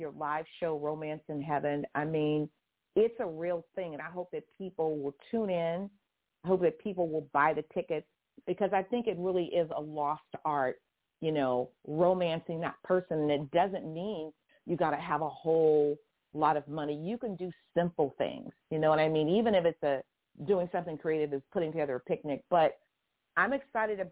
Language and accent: English; Houston, Texas, United States; also born or lived in Waco, Texas / Itasca, Texas; now in California, United States; I live in California, but I didn't grow up in California. I'm a Texas girl. I grew up in Houston and in Waco and parts of Itasca